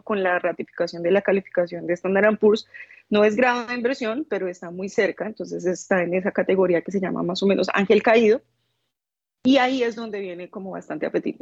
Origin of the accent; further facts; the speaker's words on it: Colombia; soy colombiana